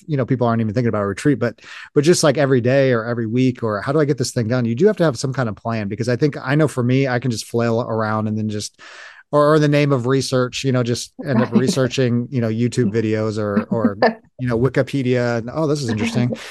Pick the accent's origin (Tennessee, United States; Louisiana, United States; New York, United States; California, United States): California, United States; now in Midwest, United States; I'm from California originally. I live in the Midwest